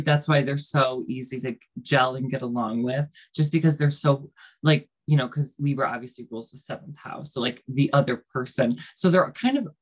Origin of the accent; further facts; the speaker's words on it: New York, United States; I currently live in New York. I was born in New York. So I've lived in New York my whole life